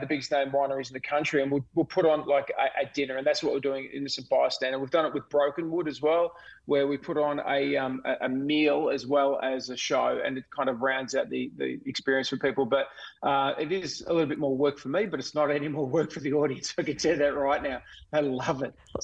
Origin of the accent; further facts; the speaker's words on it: Melbourne, Victoria, Australia; I actually grew up not far from the Yarra Valley. I grew up in the Diamond Valley.